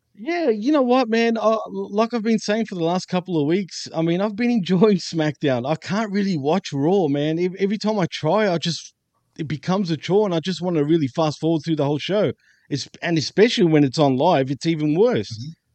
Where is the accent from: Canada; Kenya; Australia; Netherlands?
Australia; I'm from Australia